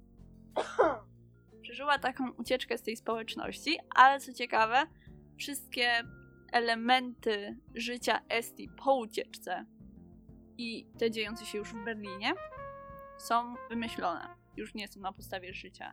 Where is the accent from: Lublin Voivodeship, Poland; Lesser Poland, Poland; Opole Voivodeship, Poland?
Lesser Poland, Poland; Kraków area; jesteśmy z oboje z okolic Krakowa